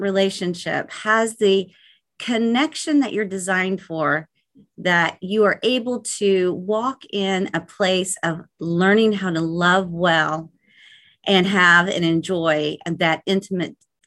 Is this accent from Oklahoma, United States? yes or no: yes; Oklahoma, United States; born and raised in the Midwest, Oklahoma